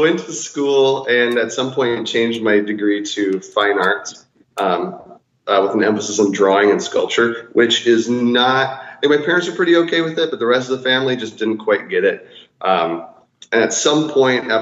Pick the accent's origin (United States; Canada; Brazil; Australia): United States; also born or lived in North Dakota / South Dakota / Sioux Falls, South Dakota; I grew up in North Dakota and South Dakota, kind of split time between the two states